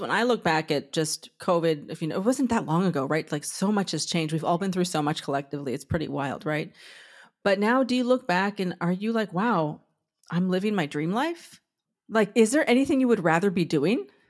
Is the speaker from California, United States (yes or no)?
yes; Southern California, United States; moved away as an adult; now in New York, United States; I'm from Southern California myself, and I've been in New York for 24 years